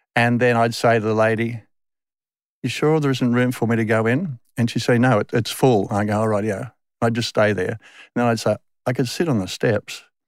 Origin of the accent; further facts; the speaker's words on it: Sydney, New South Wales, Australia; accent: Westie; moved away as an adult; also born or lived in England; I grew up in the Western suburbs of Sydney till I was twenty-five.